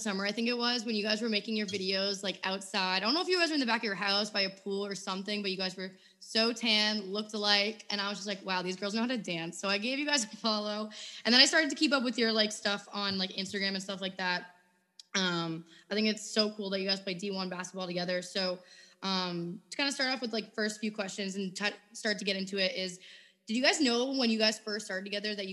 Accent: New England, United States; I'm from New England and ice hockey is very big up there

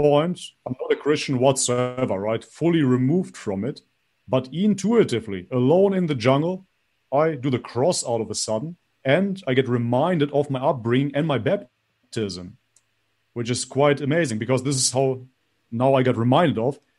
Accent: North Macedonia; I was baptized in Macedonia, Orthodox from birth, basically

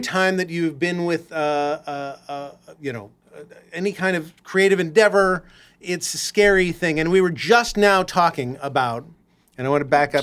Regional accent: Los Angeles, California, United States; I grew up in Los Angeles

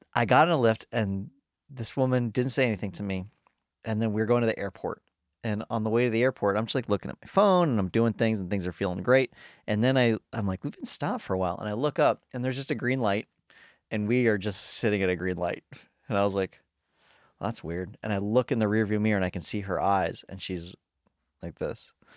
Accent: Colorado, United States; now in Los Angeles, United States

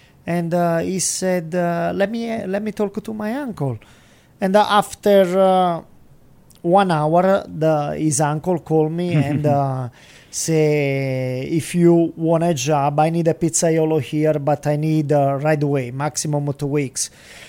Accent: Salerno, Campania, Italy; English is a second language; moved away as an adult; also born or lived in New York; I am from Salerno.

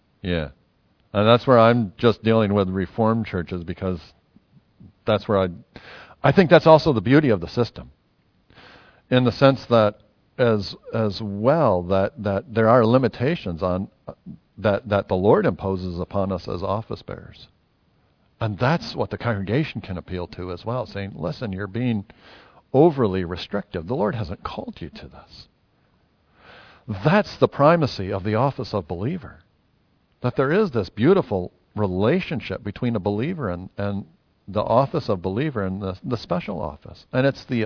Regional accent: United States; now in New Zealand; As an American

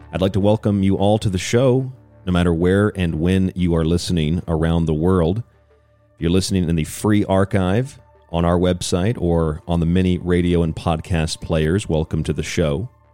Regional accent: St. Petersburg, Florida, United States; I grew up in Florida

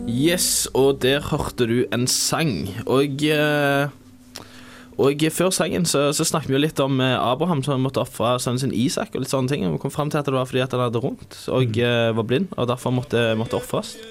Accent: Rogaland, Norway; som du nok hører, så er jeg fra Rogaland.

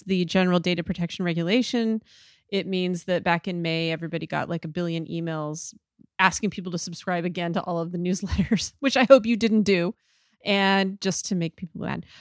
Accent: Idaho, United States; I'm from Idaho

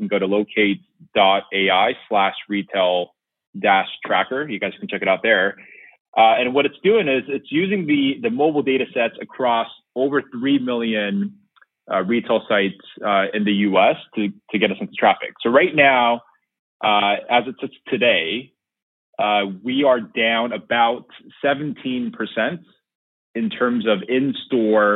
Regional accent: San Francisco, California, United States; my hometown, San Francisco

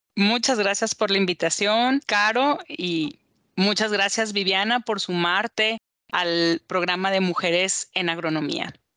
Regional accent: Culiacán, Sinaloa, Mexico; moved away as an adult; now in Guadalajara, Mexico; soy mexicana, nací en Culiacán, Sinaloa

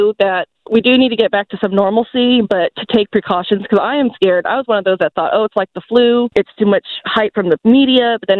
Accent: California, United States; moved away as an adult; now in Tennessee, United States; I grew up in California for 22 years

